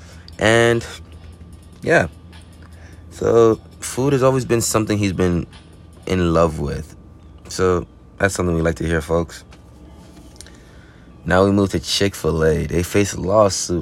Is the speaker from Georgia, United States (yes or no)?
no; Florida, United States; I'm from Florida, folks, but you won't know the spot